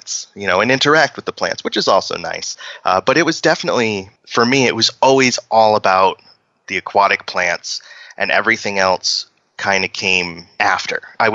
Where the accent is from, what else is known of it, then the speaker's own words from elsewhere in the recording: Maine, United States; growing up in Maine